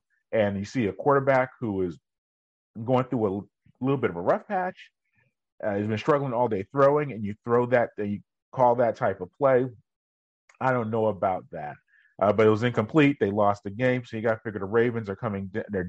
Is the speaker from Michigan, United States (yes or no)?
no; New York, United States; I grew up in New York.